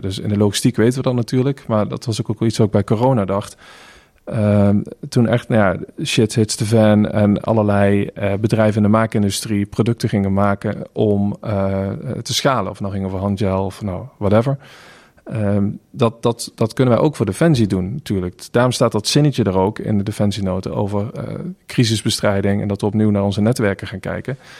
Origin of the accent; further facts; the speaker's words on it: North Limburg, Netherlands; ik ben opgegroeid in Noord-Limburg, jaren 90